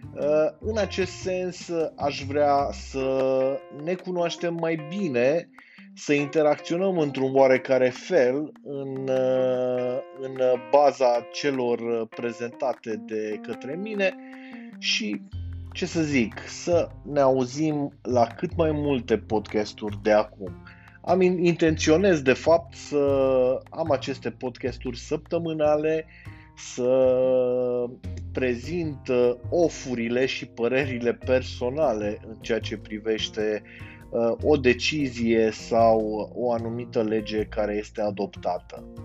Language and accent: Romanian; Cluj-Napoca, Cluj County, Romania; sunt din Cluj-Napoca